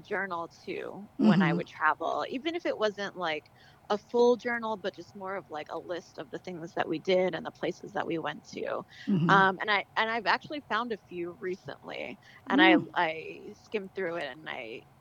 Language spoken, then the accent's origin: English; New York City, New York, United States; moved away as an adult; I grew up in Brooklyn